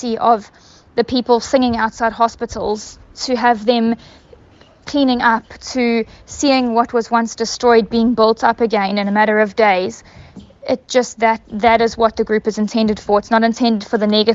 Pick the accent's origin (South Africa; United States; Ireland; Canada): South Africa; KwaZulu-Natal; We are all South African